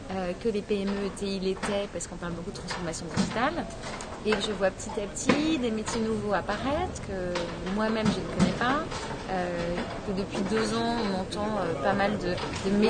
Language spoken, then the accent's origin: French; Lyon, Auvergne-Rhône-Alpes, France; J'ai démarré ma carrière à Lyon, je suis lyonnaise